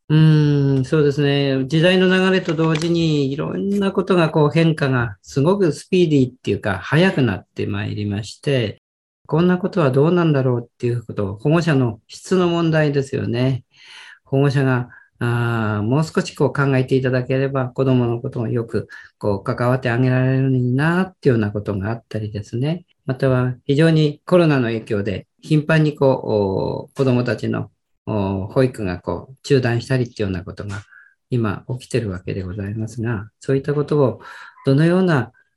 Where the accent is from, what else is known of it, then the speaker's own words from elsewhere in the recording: Miyagi, Japan; 地元に帰ってきまして